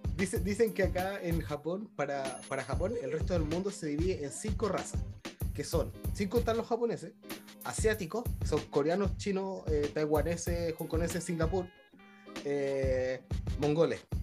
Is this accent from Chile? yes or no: yes; Chile; accent: chileno; now in Japan; soy de Chile, que hablo español